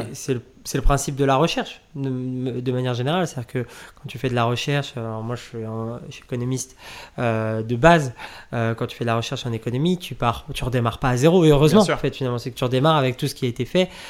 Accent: Nantes, Pays de la Loire, France; moved away as an adult; now in Paris, France; je suis de, de Nantes, de l'Ouest euh, au départ

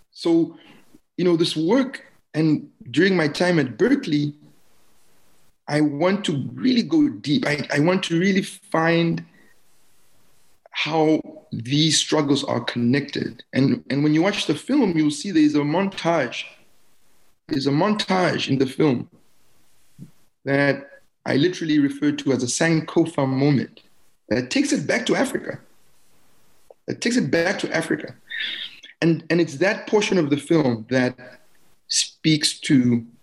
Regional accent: Germany; I grew up in East Germany, right? I was displaced in that way.

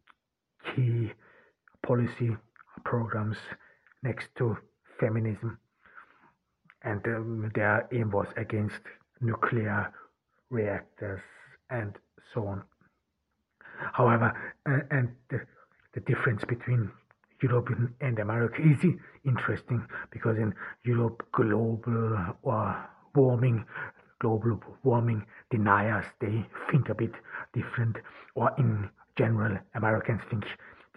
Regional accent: Ordu, Turkey; I'm here in Turkey, in Ordu, in my hometown.

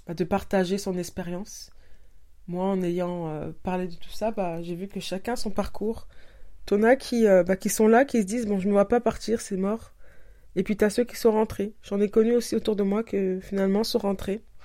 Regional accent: Paris, Île-de-France, France; moved away as an adult; also born or lived in Senegal (ancestry); now in Montreal, Canada; je suis née à Paris et j'y ai vécu bah, jusqu'à mes 31, la veille de mes 31 ans. Et depuis, ben je suis au Canada.

